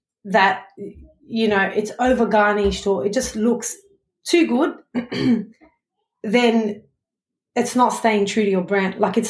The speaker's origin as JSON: {"language": "English", "town": "Sydney", "region": "New South Wales", "country": "Australia", "said": "I'm from Sydney, Australia"}